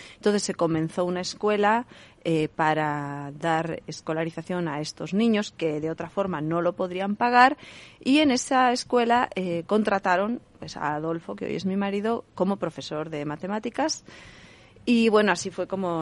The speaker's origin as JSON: {"language": "Spanish", "region": "Basque Country", "country": "Spain", "moved": "yes", "said": "yo soy del País Vasco, allí se dice Caiso"}